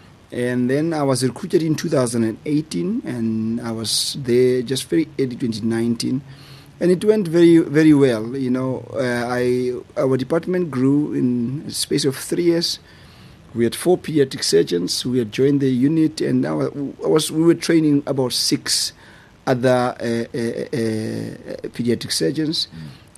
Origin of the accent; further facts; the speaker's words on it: Trompsburg, Free State, South Africa; A small town called Tromsburg. And where I grew up, there was no really pediatric surgeon.